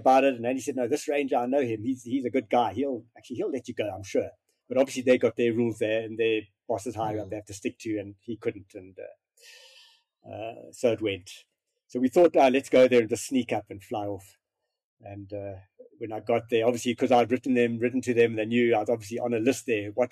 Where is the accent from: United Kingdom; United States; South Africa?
South Africa; being South African and not big with snow